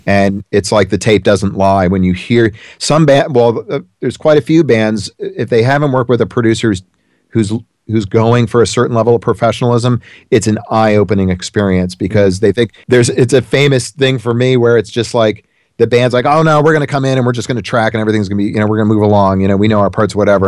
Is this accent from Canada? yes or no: no; South Orange, New Jersey, United States; I grew up in New Jersey